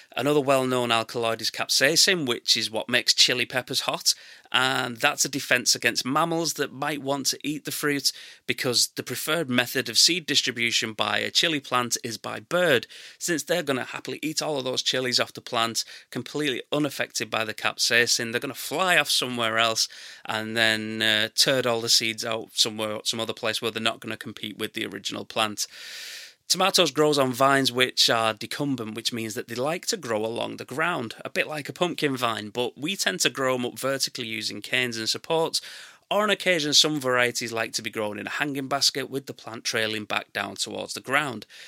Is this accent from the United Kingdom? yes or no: yes; England, United Kingdom; I'm English and that's how we say it